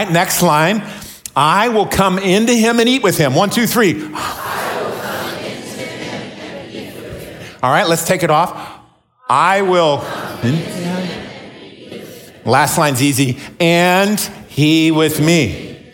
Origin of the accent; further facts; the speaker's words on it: McMinnville, Oregon, United States; I grew up in McMinnville